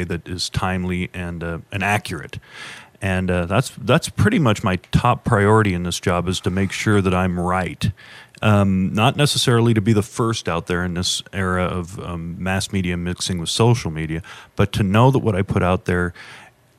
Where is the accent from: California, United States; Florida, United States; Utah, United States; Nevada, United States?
California, United States; Chico; moved away as an adult; now in Las Vegas, United States; I spent a lot of time growing up in Northern California, and we used to subscribe to the San Francisco Chronicle. I lived in Chico